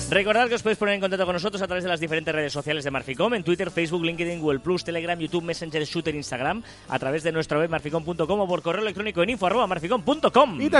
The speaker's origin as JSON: {"language": "Spanish", "town": "Sabadell", "region": "Catalonia", "country": "Spain", "said": "De hecho, nosotros somos de Sabadell."}